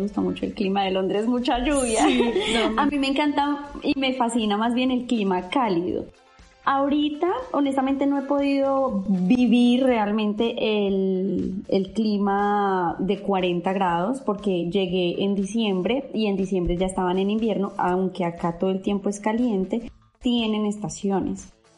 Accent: Bogotá, Colombia; moved away as an adult; also born or lived in Medellín; now in Dubai, United Arab Emirates; soy de Bogotá

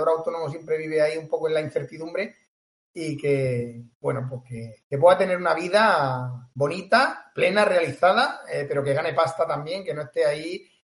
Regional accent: Tarragona, Catalonia, Spain; now in Cambrils, Spain; Así que yo soy catalán, soy catalán.

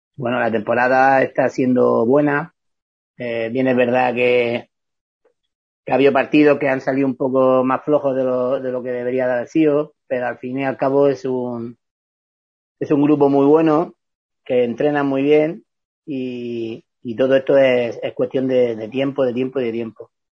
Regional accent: Vega Baja, Valencian Community, Spain; moved away as an adult; also born or lived in Elche; yo soy de la Vega Baja, yo no soy de Elche

